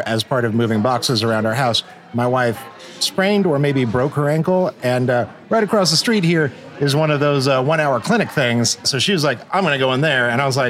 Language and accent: English; Salina, Kansas, United States; born or raised there; moved away; also born or lived in Los Angeles